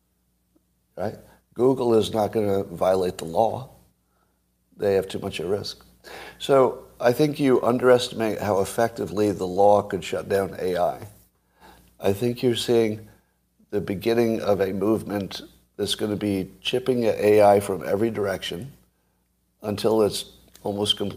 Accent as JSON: {"language": "English", "country": "United States", "tie": "born or raised there", "said": "when I grew up in America"}